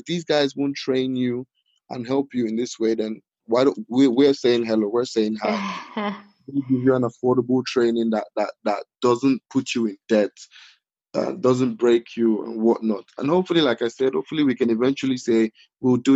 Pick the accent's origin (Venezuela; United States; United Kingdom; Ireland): United Kingdom; Walsall, West Midlands; my hometown, my home city